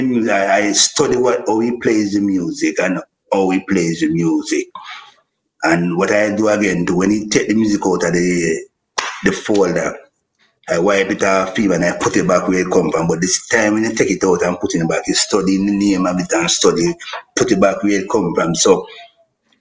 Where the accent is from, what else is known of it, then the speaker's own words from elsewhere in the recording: Kingston, Jamaica; I grew up in Greenwich Farm.